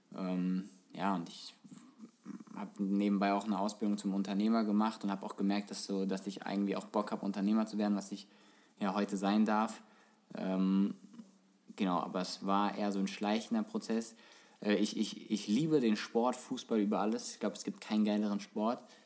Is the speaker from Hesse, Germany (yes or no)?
yes; Frankfurt, Hesse, Germany; als Kind halt, als Frankfurter Junge warst du schon irgendwie Eintracht-Fan